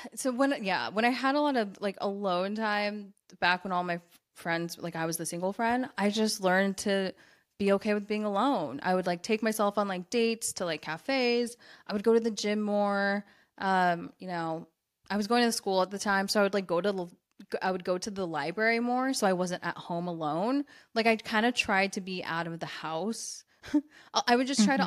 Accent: United States; I'm American.

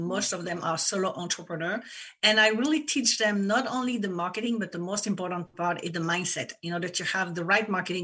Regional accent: France; English is a second language; moved away as an adult; now in United States; people probably noticed that I have an accent. I come from France, but I live in the US for 20 years.

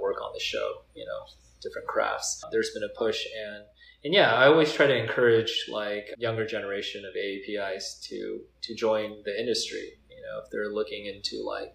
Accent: Cerritos, California, United States; where I grew up in Cyprus

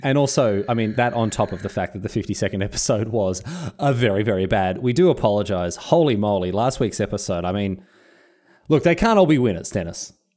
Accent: Melbourne, Victoria, Australia; now in Sunshine Coast, Australia; I grew up in Melbourne

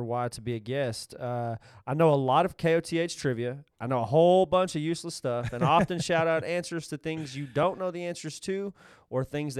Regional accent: Texas, United States; We're just from Texas. We call it chewing.

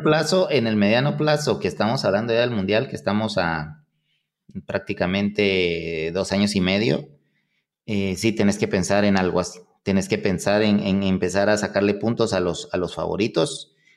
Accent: Guatemala; yo soy un poquito más, o sea, ilusionado y todo, como guatemalteco

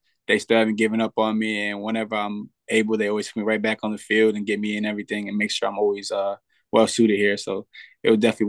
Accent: Danbury, Connecticut, United States; I'm from Danbury.

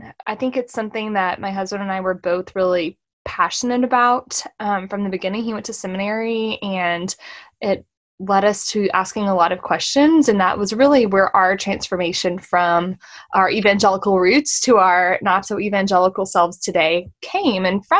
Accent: Central Texas, United States; it was Central Texas and a pretty similar situation

